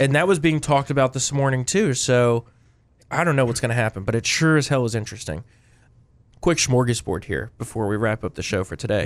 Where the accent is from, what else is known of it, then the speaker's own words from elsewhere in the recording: New Jersey, United States; moved away; We come from New Jersey